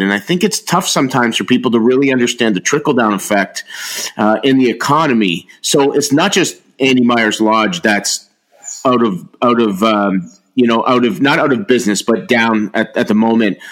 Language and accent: English; Niagara, Ontario, Canada; I'm from Niagara